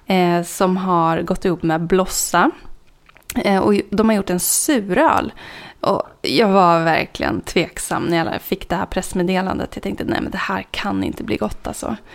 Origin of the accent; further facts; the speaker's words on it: Norrland, Sweden; jag kommer från Norrland så jag tycker den här Gammal Norrlands, det är en klassiker som man gärna vill ha med.